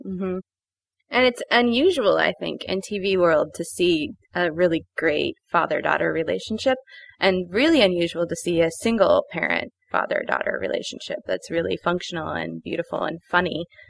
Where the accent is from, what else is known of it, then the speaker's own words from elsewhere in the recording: Los Angeles, California, United States; growing up in Los Angeles